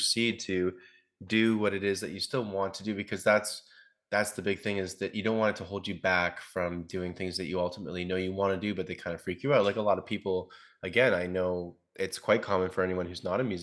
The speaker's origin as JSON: {"language": "English", "region": "Ontario", "country": "Canada", "tie": "born or raised there", "moved": "as an adult", "said": "I'm going back to my hometown back in Ontario for about a month"}